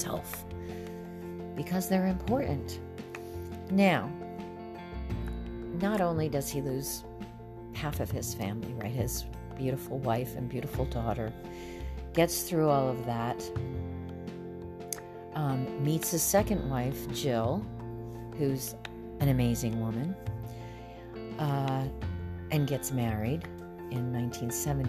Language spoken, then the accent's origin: English; South Florida, United States; I grew up in South Florida